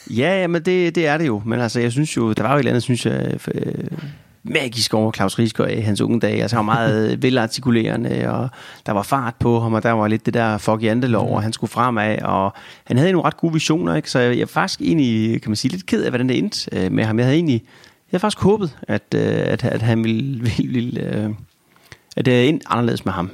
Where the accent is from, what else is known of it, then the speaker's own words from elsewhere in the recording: Denmark; som dansker